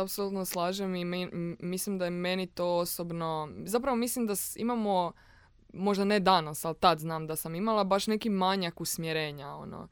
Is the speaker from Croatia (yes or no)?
yes; Rijeka, Primorje-Gorski Kotar County, Croatia; moved away as an adult; now in Zagreb, Croatia; Da, ja sam iz Rijeke. I uglavnom kad sam se doselila u Zagreb, 2016.